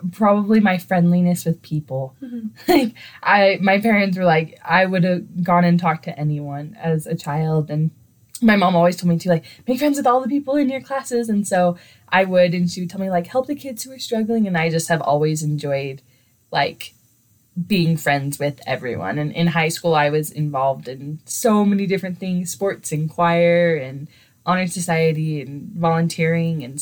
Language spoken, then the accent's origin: English; Clinton, Utah, United States; I am from Clinton, Utah.